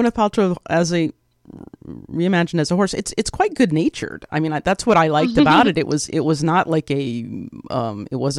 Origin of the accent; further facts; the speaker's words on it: Midwest, United States; I'm from the Midwest.